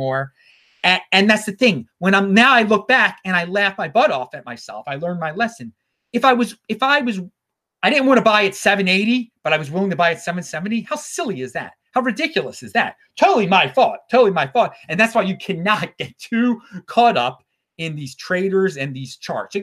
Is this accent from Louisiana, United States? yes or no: no; Baltimore, Maryland, United States; my hometown of Baltimore